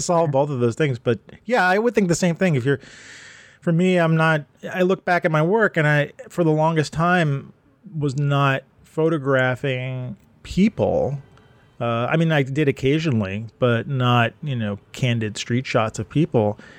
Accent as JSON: {"language": "English", "region": "New York", "country": "United States", "tie": "born or raised there", "said": "when I was growing up, Manhattan and Brooklyn"}